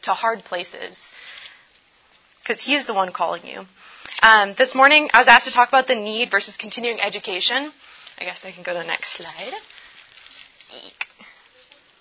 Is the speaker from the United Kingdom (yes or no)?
no; Indonesia; moved away; I was actually born and raised in Indonesia, the largest Muslim country in the world